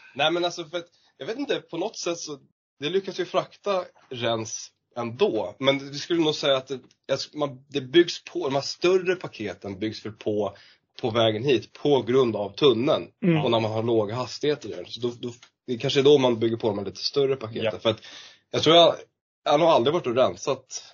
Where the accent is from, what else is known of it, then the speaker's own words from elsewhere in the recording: Lidingö, Stockholm County, Sweden; jag är uppvuxen på Lidingö